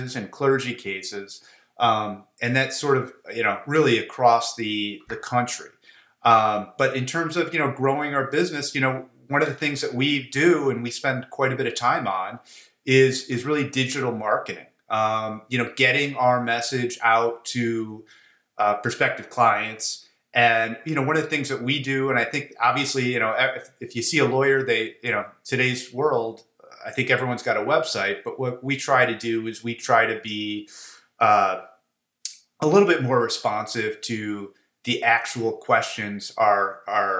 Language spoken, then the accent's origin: English; Chicago, Illinois, United States; I was born and bred in Chicago. I guess I was too stupid to leave